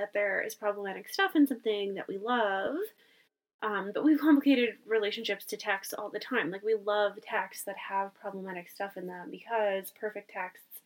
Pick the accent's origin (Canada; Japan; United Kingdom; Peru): Canada; we are Canadian